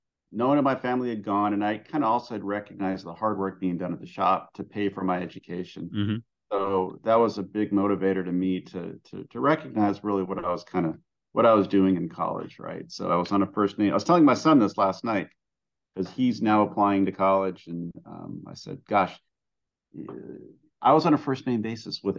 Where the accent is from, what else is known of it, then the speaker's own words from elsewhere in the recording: San Bernardino, California, United States; I grew up in San Bernardino, in the Inland Empire in Southern California. I am from a very ethnic Greek family. Both my parents are immigrants from Greece